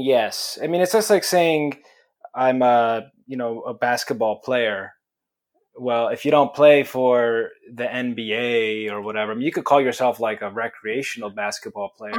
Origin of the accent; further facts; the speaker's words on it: Italy; now in United States; I was born in Italy